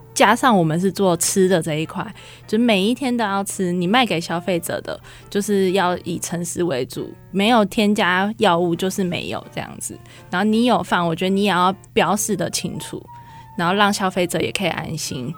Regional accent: Hsinchu, Taiwan; 我们姐妹是在新竹长大的，然后所以我们想要回到我们的家乡，然后为我们家乡就是开一间店面这样子

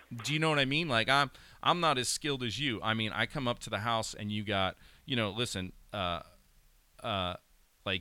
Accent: Pennsylvania, United States; growing up in Pennsylvania

